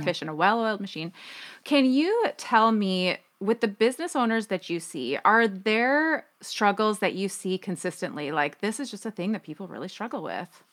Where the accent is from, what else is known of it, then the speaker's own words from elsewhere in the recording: Minnesota, United States; I grew up in Minnesota